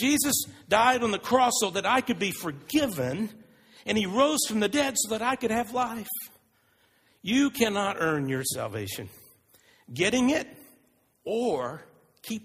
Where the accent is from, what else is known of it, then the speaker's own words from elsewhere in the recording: Texas, United States; I'm from Texas, so I played football for 7 or 8 years as a elementary, junior high, and high school